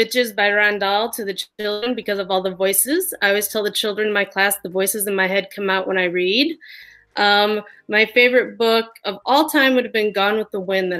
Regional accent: South Bend, Indiana, United States; I'm from South Bend, Indiana.

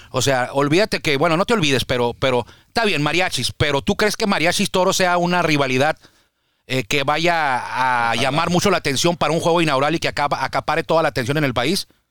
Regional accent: Baja California, Mexico; somos aquí de Baja California

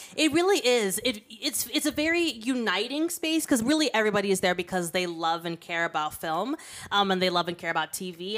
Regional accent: Kenya; we're a Kenyan podcast

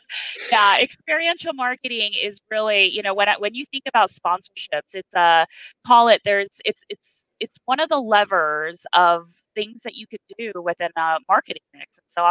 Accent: Japan; moved away; Even going back further before my career, I'm an immigrant from Japan. My dad and the family, he brought us over, it was $200 in a dream.

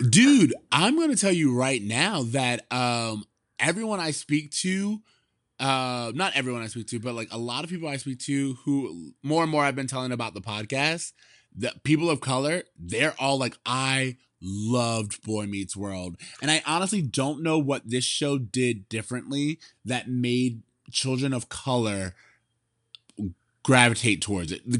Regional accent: United States; as an American

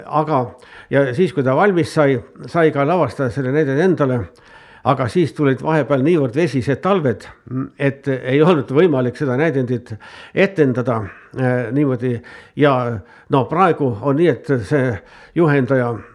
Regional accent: Estonia; minu kodukülast Karjatnurmest

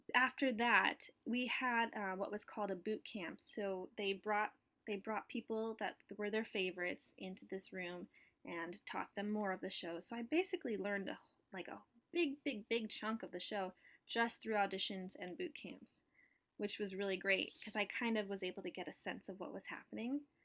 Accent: Southern California, United States; moved away as an adult; now in New York, United States; I'm from Southern California originally, and I was born and raised there

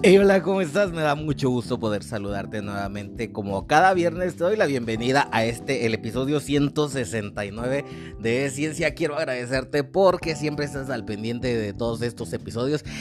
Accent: Mexico; nosotros como mexicanos

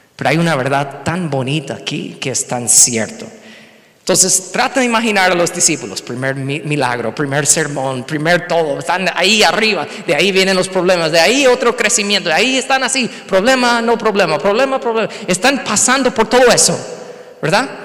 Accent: United States; Spanish is a second language; moved away as an adult; also born or lived in Mexico

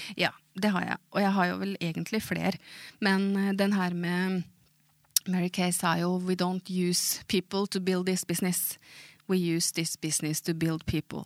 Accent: Moss, Østfold, Norway; Swedish is a second language; jag är född i Moss och där har jag vuxit upp

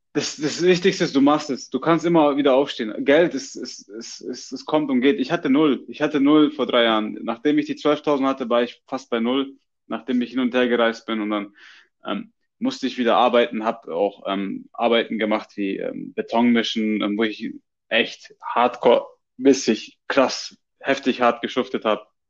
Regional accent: Germany; now in Australia; als Deutscher

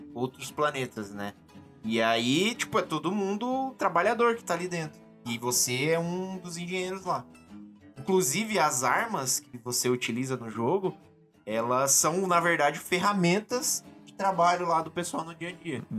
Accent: interior of São Paulo, Brazil; Sou do interior de São Paulo, tinha uma locadora lá na cidade

